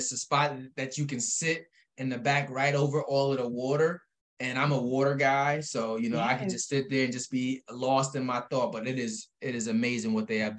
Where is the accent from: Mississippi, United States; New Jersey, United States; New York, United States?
New York, United States; Albany; We're both from Albany. I love Albany with all I got